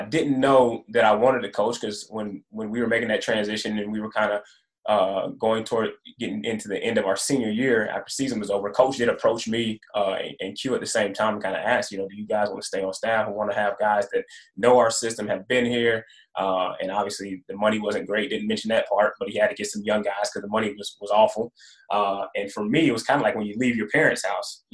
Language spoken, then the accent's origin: English; Atlanta, Georgia, United States; moved away as an adult; now in Murfreesboro, United States; I'm originally from Atlanta, Georgia. Went back home.